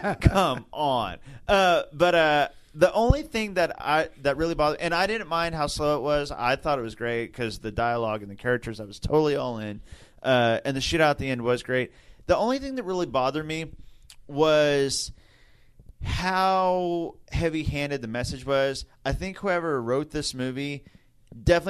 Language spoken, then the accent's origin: English; Oklahoma, United States; we're from Oklahoma